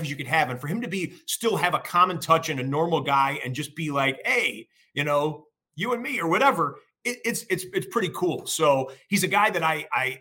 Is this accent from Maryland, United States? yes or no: no; Detroit, Michigan, United States; I grew up in Detroit, Michigan, that area